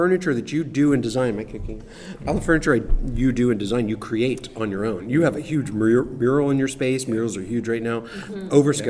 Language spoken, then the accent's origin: English; Youngstown, Ohio, United States; So I'm from Youngstown.